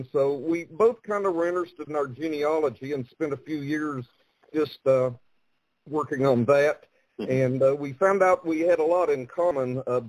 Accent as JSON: {"language": "English", "area": "Mingo County", "region": "West Virginia", "country": "United States", "tie": "born or raised there", "said": "I grew up in Mingo County, just across the Tug Fork of the Big Sandy"}